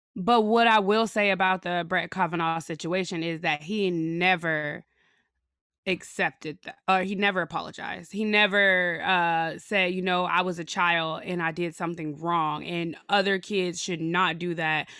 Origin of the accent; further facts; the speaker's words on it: Chicago, Illinois, United States; moved away; I'm from Chicago, and, uh, I'm black from Chicago